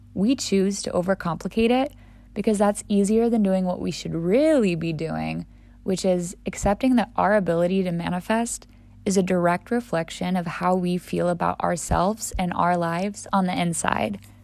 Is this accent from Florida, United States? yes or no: no; St. Louis, Missouri, United States; also born or lived in Death Valley, California; my home city and my home state